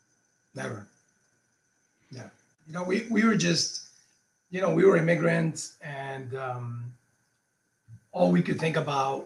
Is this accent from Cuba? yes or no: yes; Cuba; moved away; people like us, when we came from Cuba, one of the things that held us back is that we didn't know the possibilities.